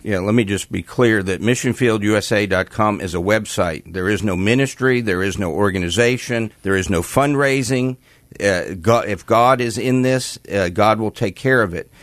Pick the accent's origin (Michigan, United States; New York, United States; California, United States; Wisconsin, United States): New York, United States; New York metropolitan area, United States; I grew up in New York, the New York metropolitan area.